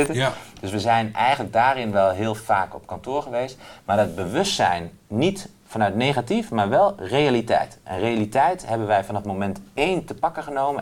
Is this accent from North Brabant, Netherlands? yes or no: no; Doetinchem, Gelderland, Netherlands; ik kom hier uit Doetinchem en in de Achterhoek praten we allemaal met elkaar.